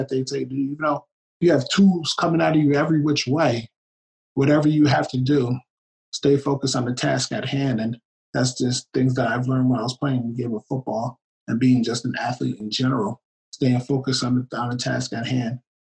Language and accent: English; New Jersey, United States; I'm planning to do it in my hometown. I got a good guy right here in New Jersey